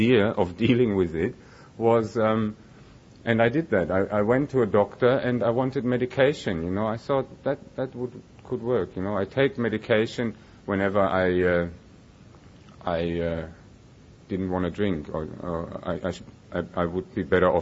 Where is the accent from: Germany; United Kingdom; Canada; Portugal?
Germany; moved away as an adult; now in Melbourne, Australia; I was born and I grew up in Germany